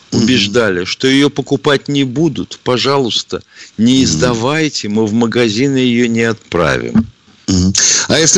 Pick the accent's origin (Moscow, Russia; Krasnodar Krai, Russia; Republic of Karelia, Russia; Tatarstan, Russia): Moscow, Russia; Я, я, там, москвичка.